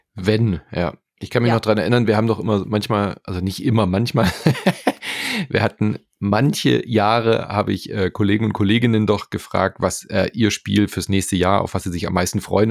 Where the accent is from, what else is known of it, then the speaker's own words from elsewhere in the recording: Germany; hier bei uns in Deutschland